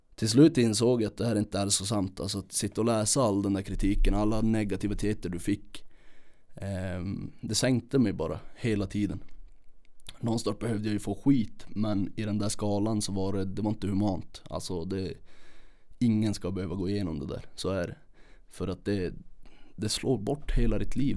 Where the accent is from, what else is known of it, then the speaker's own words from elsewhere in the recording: Kiruna, Norrbotten County, Sweden; uppvuxen här i Kiruna